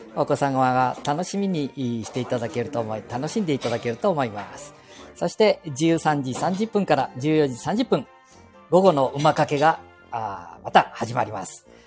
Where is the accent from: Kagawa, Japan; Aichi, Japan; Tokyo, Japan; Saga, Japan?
Aichi, Japan; 私 もすぐ隣で生まれ育った